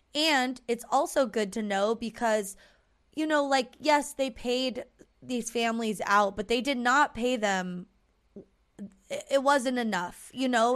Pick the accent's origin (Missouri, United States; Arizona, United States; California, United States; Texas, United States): California, United States; Southern; we're an orange, not a peach